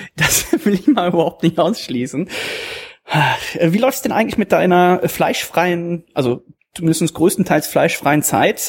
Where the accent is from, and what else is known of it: Germany